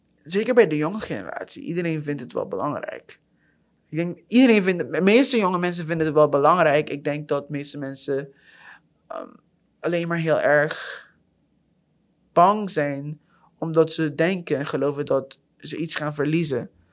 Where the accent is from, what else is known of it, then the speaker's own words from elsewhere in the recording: Curaçao; now in Netherlands; ik kom zelf uit Curaçao